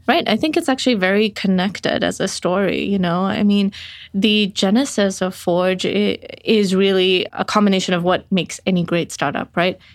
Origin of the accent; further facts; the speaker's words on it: Botswana; moved away; I grew up in Botswana where we were in the nineties dealing with an H I V epidemic